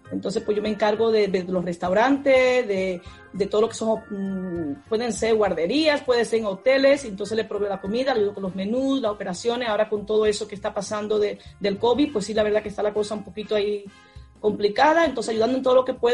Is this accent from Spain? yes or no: yes; Cádiz, Andalusia, Spain; Yo que me casé con un militar, eh, lo conocí en Cádiz, yo soy de Cádiz, claro, y la Rota pues, está cerca